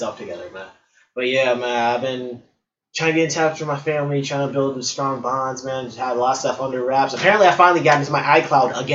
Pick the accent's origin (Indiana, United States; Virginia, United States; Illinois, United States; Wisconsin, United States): Illinois, United States; Chicago; I'm from Chi-Town all day